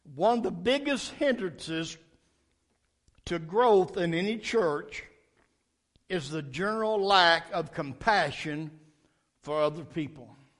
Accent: Nashville, Tennessee, United States; I was raised up in Metro Nashville schools

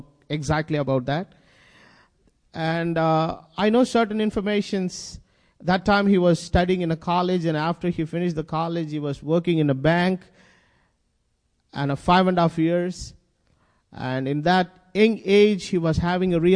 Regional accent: India; English is a second language

